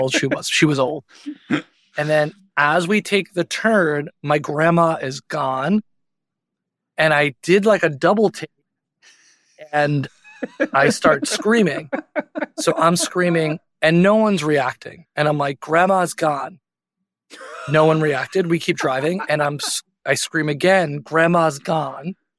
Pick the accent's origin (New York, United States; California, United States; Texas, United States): New York, United States; Long Island; I grew up on Long Island, which is about forty-five minutes out of the city